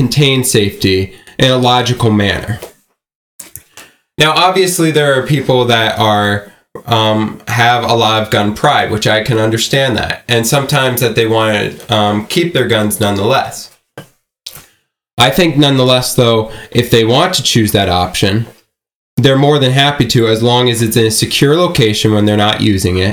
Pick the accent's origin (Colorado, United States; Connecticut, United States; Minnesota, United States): Connecticut, United States; Newtown; I am from Newtown